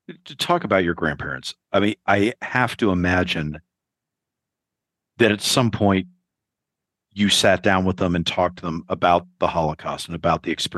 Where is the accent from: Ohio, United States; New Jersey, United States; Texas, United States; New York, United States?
New York, United States; New York City; I always feel as a New Yorker that we're kind of Jewish by osmosis, because it's like, I'm from the city